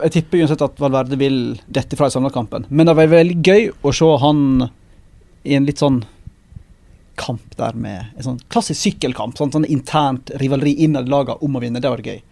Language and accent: Norwegian; Western Norway, Norway; moved away; kommer fra hjemme på Vestlandet